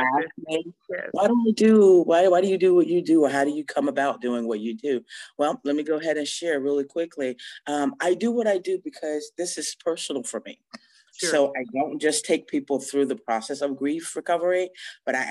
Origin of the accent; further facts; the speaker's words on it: Gainesville, Florida, United States; I am from Gainesville, Florida